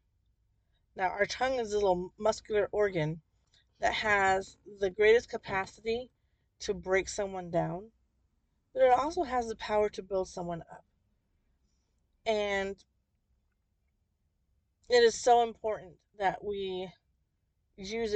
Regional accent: New Jersey, United States; I grew up in New Jersey

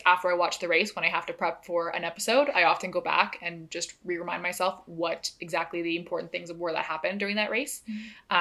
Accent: Canada; As a Canadian

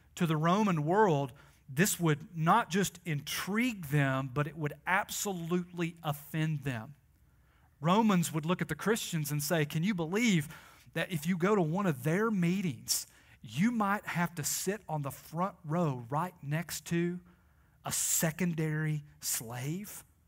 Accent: Tennessee, United States; I am like from Tennessee

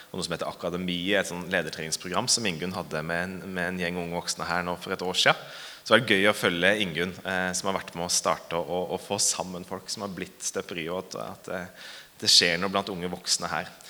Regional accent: Hamar, Innlandet, Norway; Eh, jeg er fra Hamar. Jeg er faktisk født og oppvokst i Hamar. Eh, men jeg er litt sånn dialektforvirra

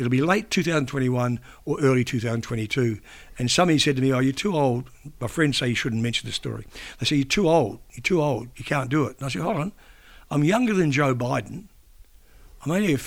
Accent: New Zealand; now in Australia; being a New Zealander

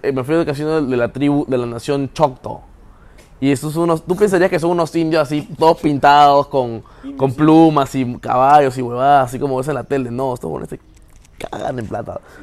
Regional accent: Peru; moved away as an adult; now in Waco, United States; me siento todavía como que más identificado con mi cultura del Perú

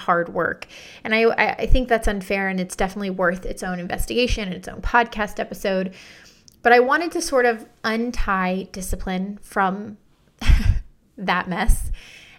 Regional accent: United States; I'm from the United States

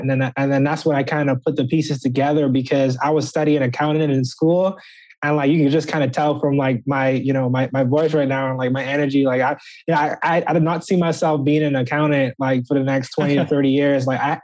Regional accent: Nassau, New Providence, Bahamas; moved away as an adult; also born or lived in Birmingham, Alabama; now in United States; originally I'm from Nassau, Bahamas

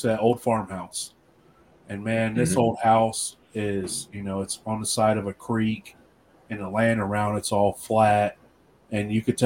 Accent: Appalachia, United States; We're all from Appalachia. All our families are from Appalachia

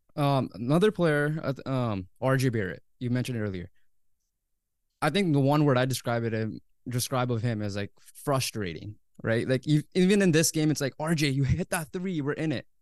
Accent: Canada; As a Canadian fan

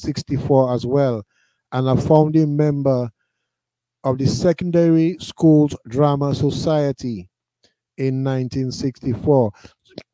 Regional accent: Roseau, Dominica; And I was brought up in Roseau on Kennedy Avenue, which is the center of activity in Roseau, Dominica, especially in the 70s.

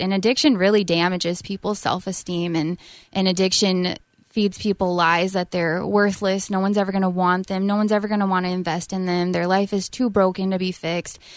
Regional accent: South Dakota, United States; moved away as an adult; also born or lived in Illinois; now in Minnesota, United States; I'm from South Dakota

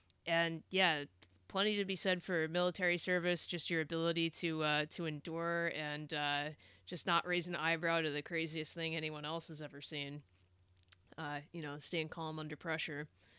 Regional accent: California, United States; moved away; I'm from California originally

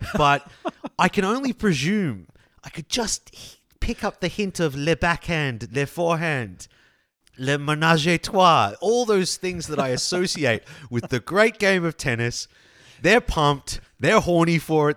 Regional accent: Australia; growing up in Australia

